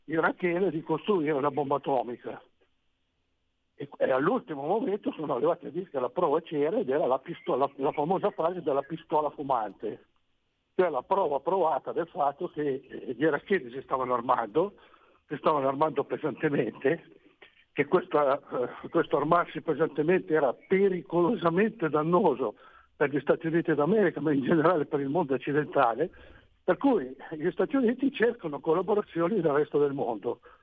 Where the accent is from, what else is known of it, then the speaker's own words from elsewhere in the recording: Romagnano Sesia, Piedmont, Italy; Io sono di Romagnano Siesia